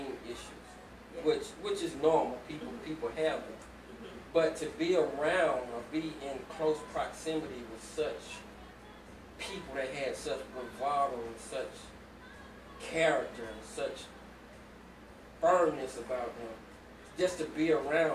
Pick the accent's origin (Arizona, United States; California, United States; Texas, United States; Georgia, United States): Georgia, United States; Atlanta; my hometown, Summerhill, Georgia